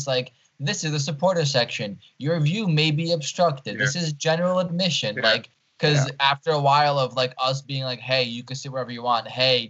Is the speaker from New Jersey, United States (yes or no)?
yes; New Jersey, United States; born or raised there; also born or lived in Ukraine